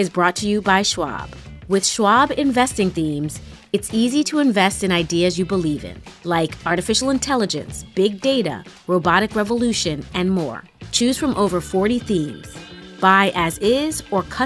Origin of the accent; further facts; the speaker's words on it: New York City, New York, United States; growing up in New York City